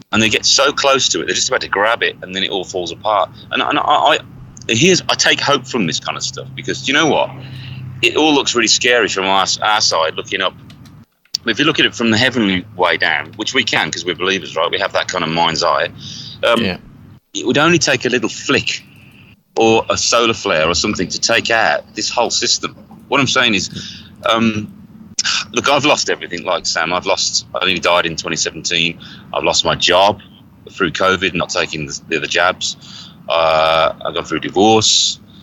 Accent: Birmingham, West Midlands, United Kingdom; now in United States; I'm from Birmingham, uh, England

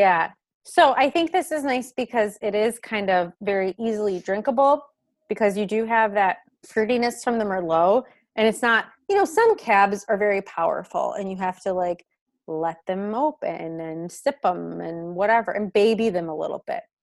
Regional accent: Michigan, United States; I'm from Michigan

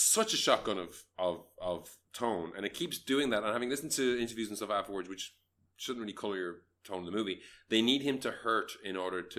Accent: Malaysia; As a Malaysian

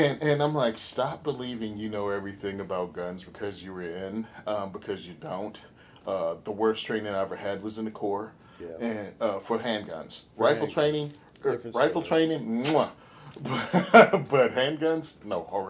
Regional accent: Western Virginia, United States; I grew up in Virginia

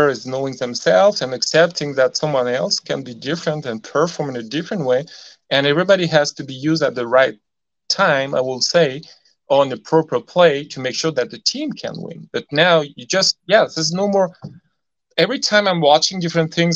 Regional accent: France; English is a second language; I'm not English, I'm French

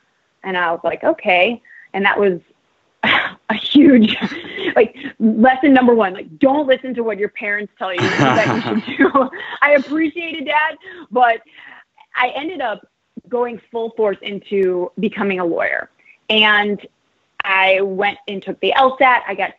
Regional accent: St. Louis, Missouri, United States; also born or lived in Chesterfield, Missouri; I grew up in St. Louis and lived in Chesterfield, Missouri.

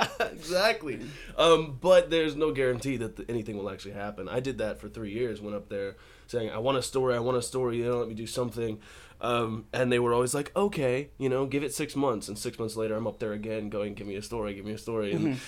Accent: Colorado, United States; also born or lived in Texas; But yeah, I grew up in Colorado and Texas and I had a drawl when I moved out here.

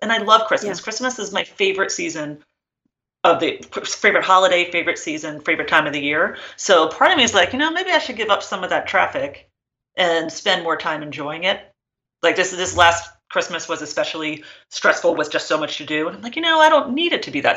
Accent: New Jersey, United States; I grew up in New Jersey and in the same house from birth

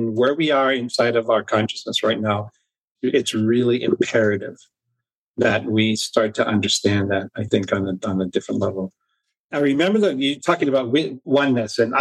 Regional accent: Hawaii, United States; also born or lived in Mount Shasta / New Zealand; now in Sedona, United States; I grew up in Hawaii

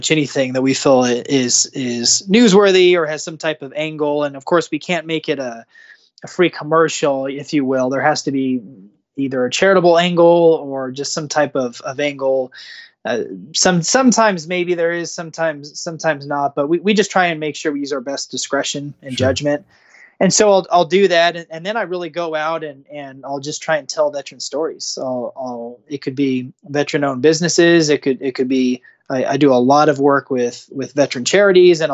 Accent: San Diego, California, United States; now in Kansas City, United States; I grew up surfing in San Diego.

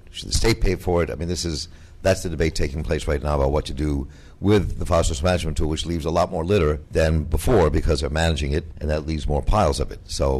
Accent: Maryland, United States; I'm also from Maryland

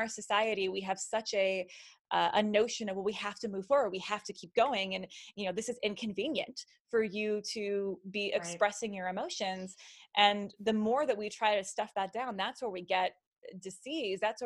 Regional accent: Las Vegas, Nevada, United States; moved away as an adult; also born or lived in Nashville; I'm from Las Vegas. We recently moved back here, but I was living in Nashville for the past 4 years

